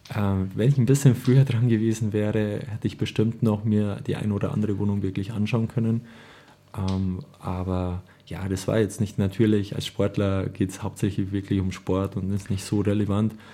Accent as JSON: {"language": "German", "town": "Marktredwitz", "region": "Bavaria", "country": "Germany", "tie": "born or raised there", "said": "Ich bin gebürtiger Marc Marktredwitzer"}